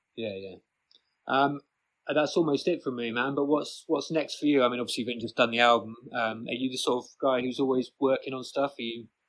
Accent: Bristol, South West England, United Kingdom; moved away as an adult; also born or lived in rural Ireland; now in Ireland; I'm from Bristol, but at the moment I'm living in fucking rural Ireland.

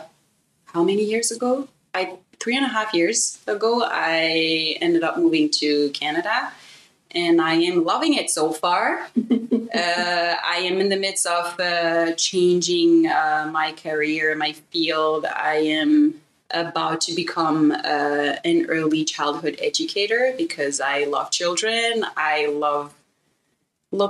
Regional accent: Benin; moved away; I am the child of a German mom and a Beninese father. I grew up in Benin.

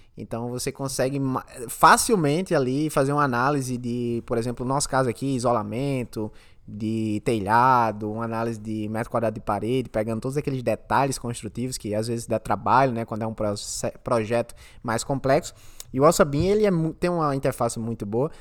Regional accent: Brazil; now in Australia; a gente é do Brasil

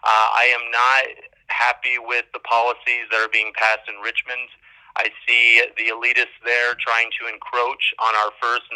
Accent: Brazil; now in United States; I grew up overseas in Brazil.

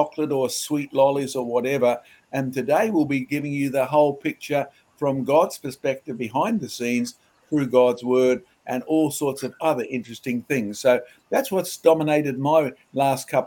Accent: Australia; I grew up in Australia, I didn't go to church

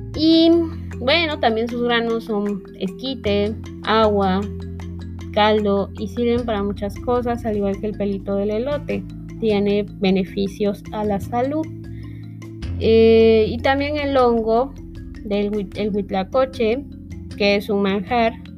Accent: Mexico; todos los que somos mexicanos

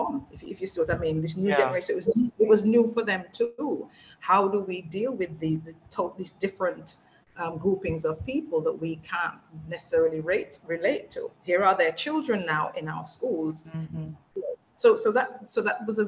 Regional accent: Wolverhampton, West Midlands, United Kingdom; moved away as an adult; now in Jamaica; my hometown of Wolverhampton

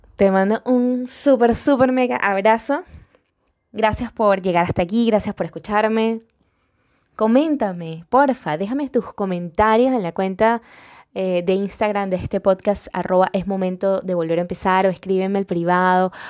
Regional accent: Venezuela; accent: venezolano; en Venezuela, de donde yo soy, orgullosamente venezolana

